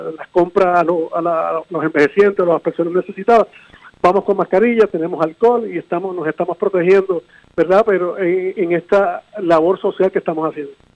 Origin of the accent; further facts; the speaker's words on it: San Juan, Puerto Rico; un hijo de la casa, nacido y criado en San Juan